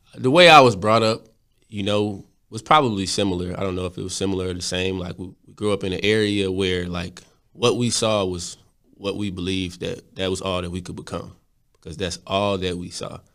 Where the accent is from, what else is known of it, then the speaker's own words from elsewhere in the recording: Texas, United States; I'm from Texas